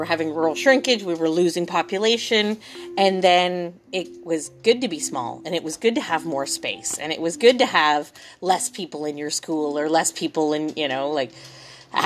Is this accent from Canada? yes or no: yes; Ontario, Canada; now in Tahsis, Canada; I'm from Ontario originally